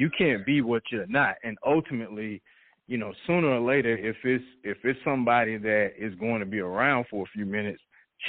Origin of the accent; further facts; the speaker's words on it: Atlanta, Georgia, United States; I'm originally from Atlanta, born and raised.